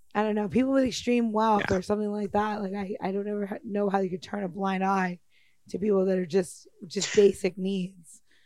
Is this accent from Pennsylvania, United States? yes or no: no; New York, United States; moved away as an adult; now in Washington, DC, United States; I've lived here almost half my life and I'm from New York